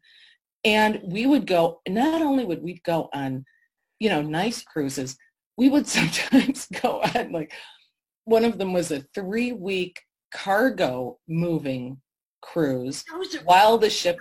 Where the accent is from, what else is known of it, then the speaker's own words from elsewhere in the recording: Detroit, Michigan, United States; growing up in Detroit